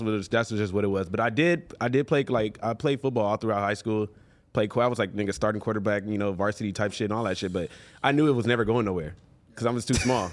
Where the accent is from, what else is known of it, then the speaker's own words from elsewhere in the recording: Los Angeles, California, United States; I grew up in Venice, on the beach, damn boardwalk, like you know, as a kid